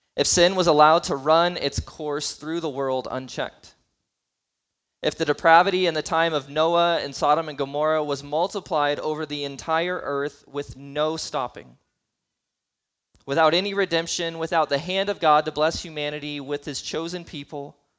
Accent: United States

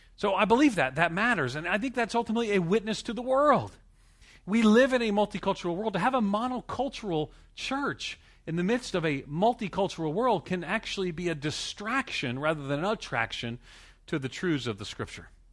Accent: New York City, New York, United States; I'm from New York, in New York City

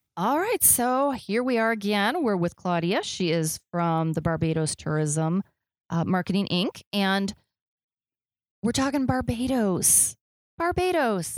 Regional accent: Midwest, United States; I'm from the Midwest

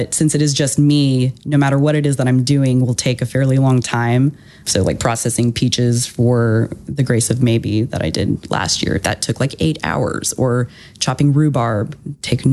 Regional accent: Houston, Texas, United States; moved away as an adult; also born or lived in Austin, Texas; I was born and raised in Houston and then lived in Austin

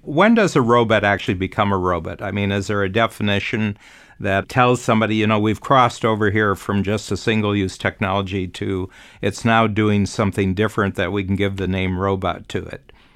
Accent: United States; moved away; I'm born American, but I've actually lived outside of the U S for forty-four years now.

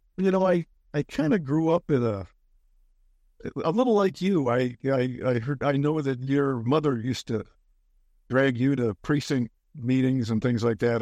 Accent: Bellevue, Washington, United States; also born or lived in Minnesota; growing up in Bellevue, which isn't the Bellevue of today. It was, it was kind of a raucous place and not far from Seattle

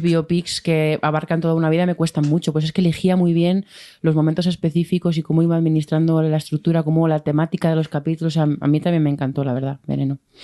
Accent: Madrid, Community of Madrid, Spain; yo como madrileña

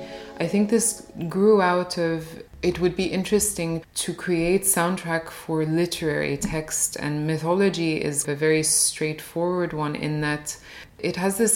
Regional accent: United States; I only started to listen to them when I was growing up in the States, and then more recently when I was in Cairo.

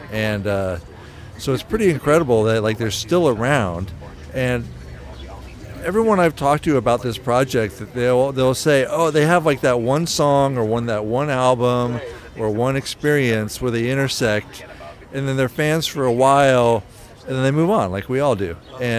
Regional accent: Falls Church, Virginia, United States; I grew up in Falls Church, Virginia, and went to high school there

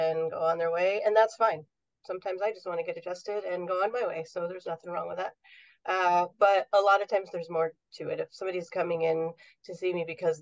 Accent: New York, United States; now in Southern California, United States; I grew up in New York

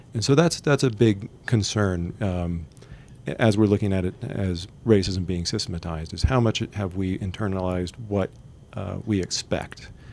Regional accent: Texas, United States; now in Utah, United States; I'm originally from Texas, but now I live in Utah

